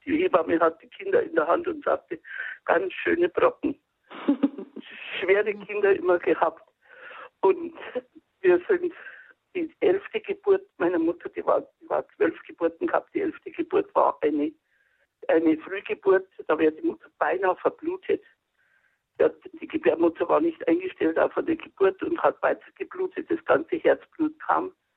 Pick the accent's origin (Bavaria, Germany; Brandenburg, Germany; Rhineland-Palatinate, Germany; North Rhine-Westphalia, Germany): Bavaria, Germany; Freising district; ich komme aus dem Landkreis Freising und bin ein Bauernkind